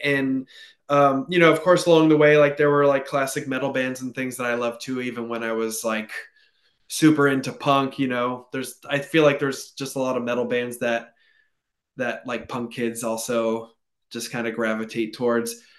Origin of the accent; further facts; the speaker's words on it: California, United States; now in Portland, United States; I grew up in California